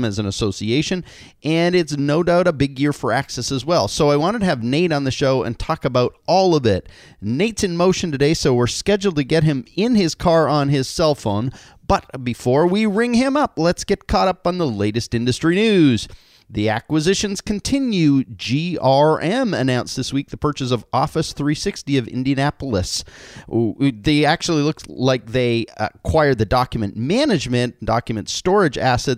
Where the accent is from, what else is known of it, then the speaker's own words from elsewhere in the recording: Canada; now in California, United States; as a Canadian in California